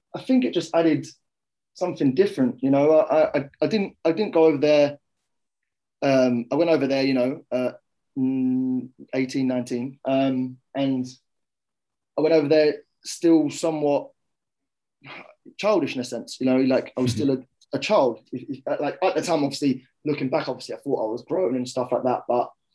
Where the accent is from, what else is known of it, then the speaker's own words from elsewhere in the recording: Kent, South East England, United Kingdom; also born or lived in London; I was born in London, and uh, mm. my family moved out to Kent